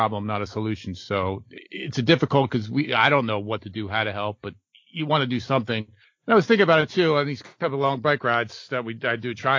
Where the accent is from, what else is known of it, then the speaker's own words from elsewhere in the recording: Freehold, New Jersey, United States; growing up in Freehold